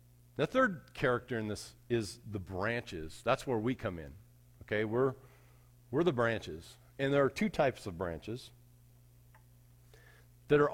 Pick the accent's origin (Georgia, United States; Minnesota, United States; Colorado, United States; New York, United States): Colorado, United States; Arvada; When I was a kid, I grew up in Arvada